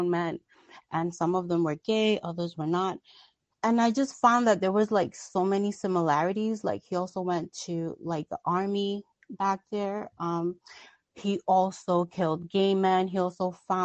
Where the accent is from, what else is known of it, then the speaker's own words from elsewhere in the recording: New York, United States; I'm from New York